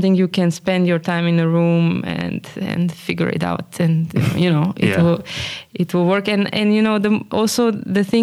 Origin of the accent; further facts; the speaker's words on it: Slovenia; moved away as an adult; also born or lived in Groningen; now in Amsterdam, Netherlands; I come from Slovenia